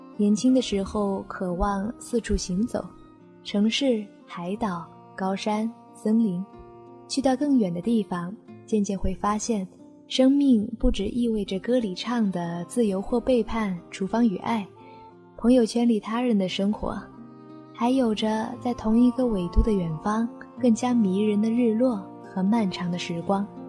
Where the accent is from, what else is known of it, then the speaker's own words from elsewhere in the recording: Guilin, Guangxi, China; 我在我的家乡广西桂林向你问好